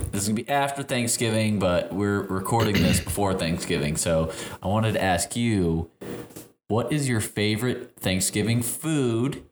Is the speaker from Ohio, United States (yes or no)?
no; Chicago, Illinois, United States; I am from Chicago, but my family is all from Tennessee